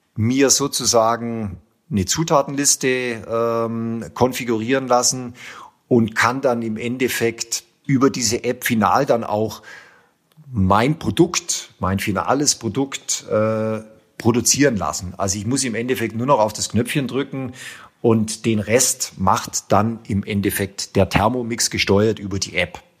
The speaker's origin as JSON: {"language": "German", "town": "Tettnang", "region": "Baden-Württemberg", "country": "Germany", "tie": "born or raised there", "said": "aus Tettnang, also aus meiner Heimat, äh, sprich 20 Kilometer vom, vom Bodensee entfernt"}